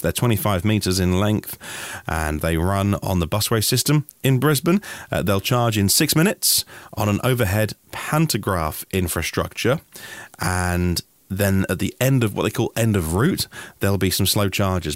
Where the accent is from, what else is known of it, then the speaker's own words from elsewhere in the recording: United Kingdom; I'm just a British guy